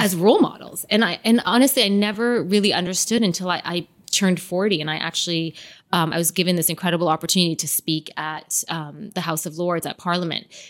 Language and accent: English; Canada; moved away as an adult; also born or lived in London, United Kingdom; now in Dubai, United Arab Emirates; growing up in Canada because it was such a multicultural environment.